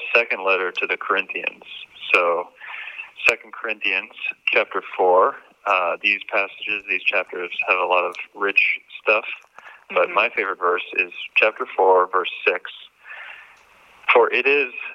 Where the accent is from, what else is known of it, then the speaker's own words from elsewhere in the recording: Harrisburg, Pennsylvania, United States; now in Philadelphia, United States; I was born in Harrisburg, Pennsylvania in 1988